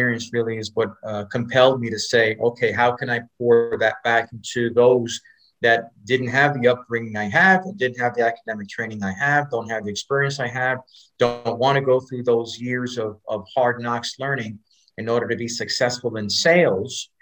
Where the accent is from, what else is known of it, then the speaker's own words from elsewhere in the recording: New York City, New York, United States; also born or lived in North Dallas, Texas; now in Dallas, United States; I grew up in Spanish Harlem